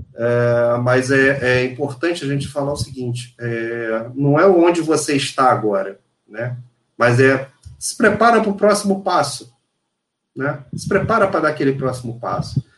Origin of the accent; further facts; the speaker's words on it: Rio de Janeiro, Brazil; Sou carioca, segundo lugar, sou profissional da indústria